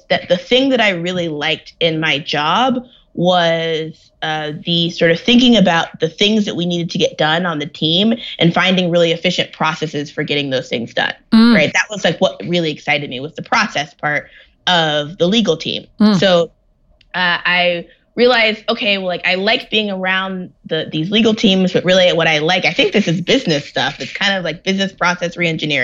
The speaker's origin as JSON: {"language": "English", "town": "San Diego", "region": "California", "country": "United States", "tie": "born or raised there", "said": "I was born in San Diego, California"}